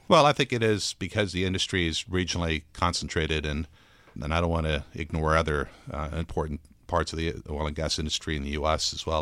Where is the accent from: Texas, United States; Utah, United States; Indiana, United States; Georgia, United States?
Texas, United States; also born or lived in Brazil; we grew up in Texas